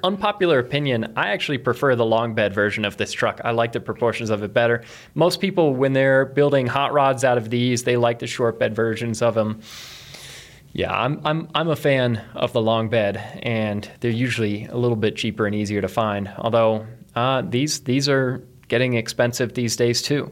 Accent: East Coast, United States; now in Colorado, United States; where I grew up on the East Coast

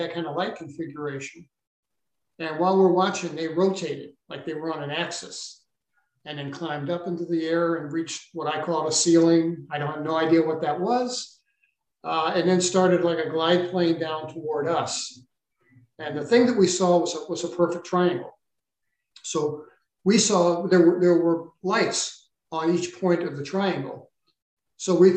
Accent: St. Louis, Missouri, United States; I grew up in St. Louis, Missouri

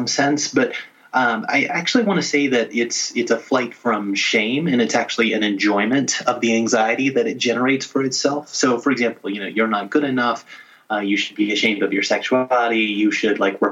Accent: Little Rock, Arkansas, United States; I grew up in Little Rock, Arkansas

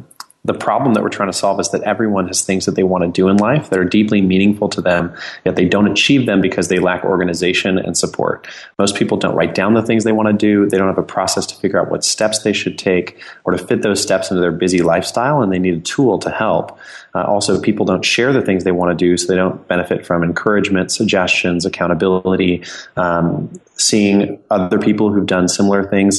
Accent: California, United States; My personal story is I grew up in Southern California. My mother's family came from Iran after the revolution there.

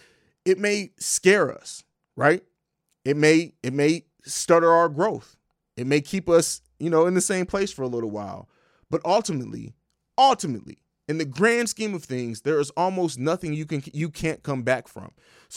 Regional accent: St. Louis, Missouri, United States; also born or lived in Italy / Germany / Tennessee / Georgia; I grew up in Europe, grew up in Italy, Germany, lived in Tennessee for a little while, Georgia. We moved a lot. And so, shout out to St. Louis. I can't forget the home.

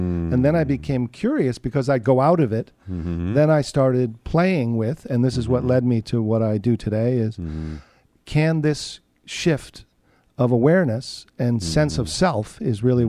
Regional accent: Summit, New Jersey, United States; I grew up in New Jersey

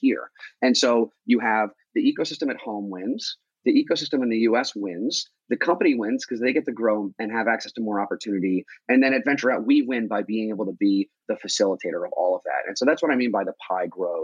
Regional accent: Long Island, New York, United States; moved away as an adult; also born or lived in Richmond, Virginia; I grew up in Long Island in, you know, a town where too many guys were wearing pastel colored polos with their collars popped

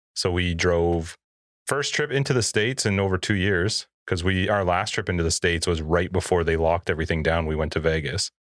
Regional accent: Canada; I'm Canadian

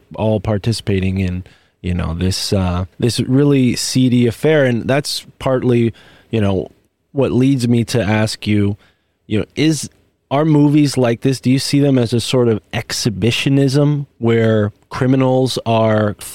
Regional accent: New England, United States; growing up in New England

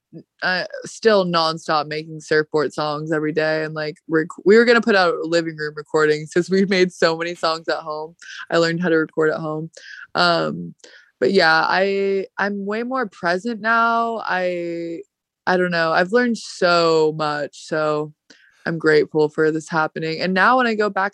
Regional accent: California, United States; accent: stoner Valley girl; moved away as an adult; also born or lived in New York; I'm from California, if you couldn't tell by my stoner Valley girl accent.

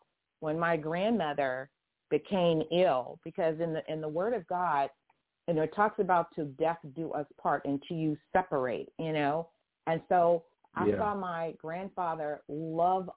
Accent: Houston, Texas, United States; also born or lived in Waco, Texas / Itasca, Texas; now in California, United States; I live in California, but I didn't grow up in California. I'm a Texas girl. I grew up in Houston and in Waco and parts of Itasca

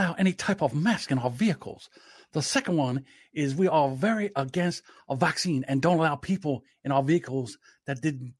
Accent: the South, United States; accent: Southern; I think my Southern accent is the best.

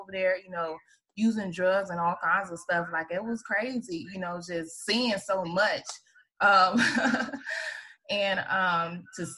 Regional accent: Atlanta, Georgia, United States; I grew up on Bankhead too

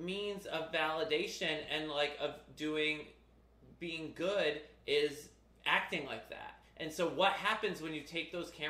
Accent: Connecticut, United States; I grew up in Connecticut

